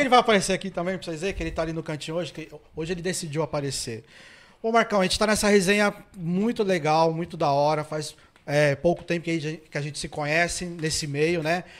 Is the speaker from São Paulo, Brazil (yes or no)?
yes; São Paulo, Brazil; eu sou da ZL